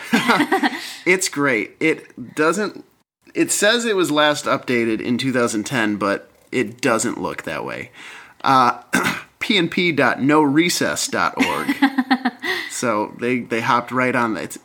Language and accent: English; Michigan, United States; moved away as an adult; now in Seattle, United States; originally from Michigan, lived there for the first 25 years of my life